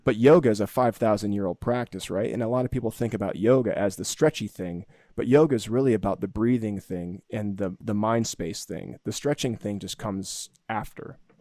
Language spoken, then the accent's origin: English; Florida, United States; When I was a kid growing up in Florida